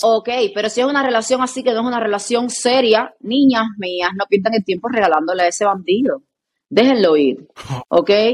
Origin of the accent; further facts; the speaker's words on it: Cuba; en mi país a las personas no les gusta decir el nombre con el apellido